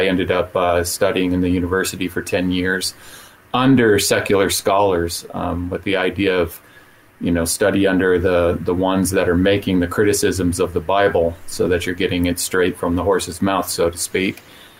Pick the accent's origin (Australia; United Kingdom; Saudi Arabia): Saudi Arabia; also born or lived in Utah; now in United States; I was raised in the Middle East. I grew up in Saudi Arabia. I ended up in Utah, and I ended up pastoring there for 8 years. And I lived in a town called Brigham City, Utah